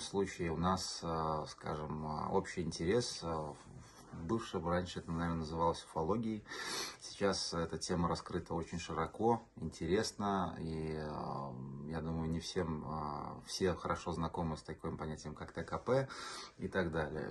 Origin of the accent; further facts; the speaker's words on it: Riga, Latvia; Мы все из Латвии, из Риги